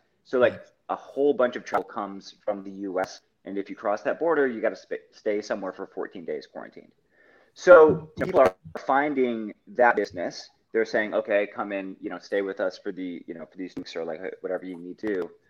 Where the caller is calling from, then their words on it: Sacramento, California, United States; I'm in Sacramento right now. You know, sunny California.